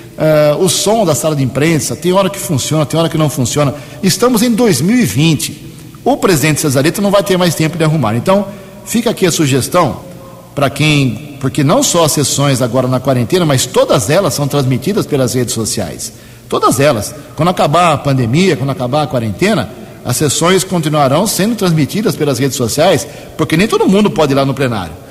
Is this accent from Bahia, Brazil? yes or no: no; Americana, São Paulo, Brazil; Eu sou um cidadão, nasci em Americana, nunca morei um dia fora aqui da cidade